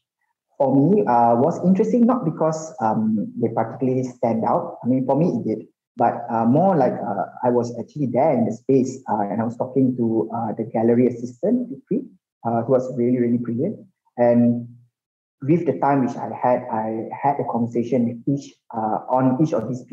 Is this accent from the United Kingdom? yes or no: no; Malaysia; as a Malaysian